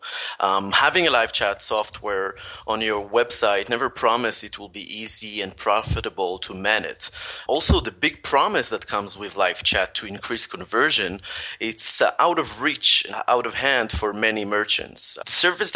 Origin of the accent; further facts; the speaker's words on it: Tel Aviv, Tel Aviv District, Israel; also born or lived in Paris, France; I'm from Tel Aviv, Israel.